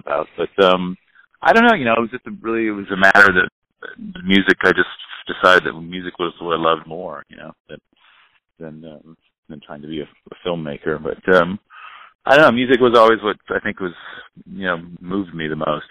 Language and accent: English; near Monterey, California, United States; I grew up just down the road